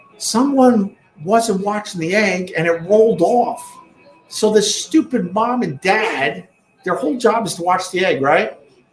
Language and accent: English; Long Island, New York, United States; accent: Long Island; That's my Long Island accent.